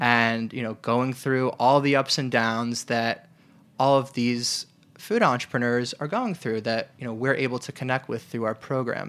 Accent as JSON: {"language": "English", "region": "New York", "country": "United States", "also_born_or_lived": "Detroit", "said": "I'm originally from New York"}